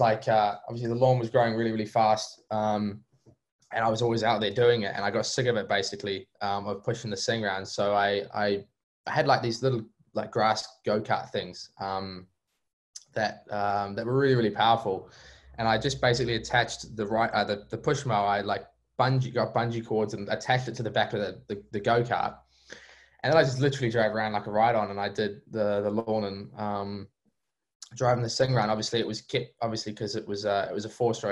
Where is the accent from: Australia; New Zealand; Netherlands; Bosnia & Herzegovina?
New Zealand; being a New Zealander